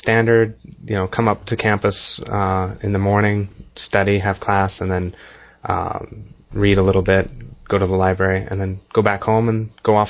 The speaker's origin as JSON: {"language": "English", "town": "Seattle", "region": "Washington", "country": "United States", "moved": "as an adult", "lives_now": "Japan", "said": "I'm from Seattle, Washington, in the U.S."}